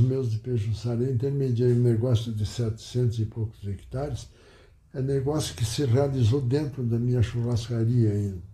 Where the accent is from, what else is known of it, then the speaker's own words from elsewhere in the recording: Pejuçara, Rio Grande do Sul, Brazil; now in Panambi, Brazil; eu nasci em Pejuçara, distrito de Cruz Alta, no dia 24 de abril de 1926.